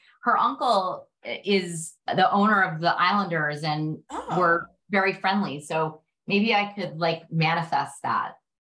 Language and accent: English; New York City, New York, United States; I grew up in Brooklyn.